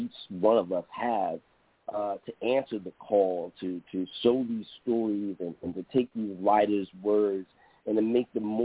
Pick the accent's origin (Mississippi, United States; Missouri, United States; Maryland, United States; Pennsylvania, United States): Maryland, United States; Baltimore; now in Brooklyn, United States; I'm from Baltimore, Maryland